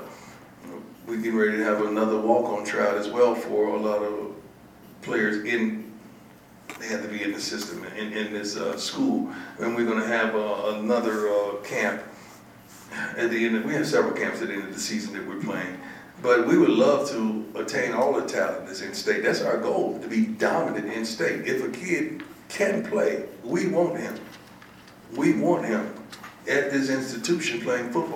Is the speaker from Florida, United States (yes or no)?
yes; Florida, United States; I'm from Florida